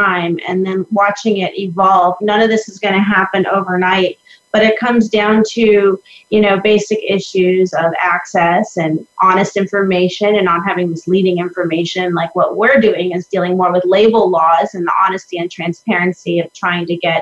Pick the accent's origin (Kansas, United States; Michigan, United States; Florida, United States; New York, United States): Florida, United States; I'm from Florida